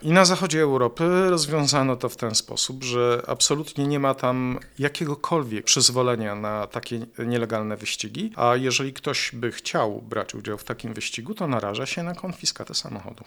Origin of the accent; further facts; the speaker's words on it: Jaworzno, Silesian Voivodeship, Poland; ja pochodzę z Jaworzna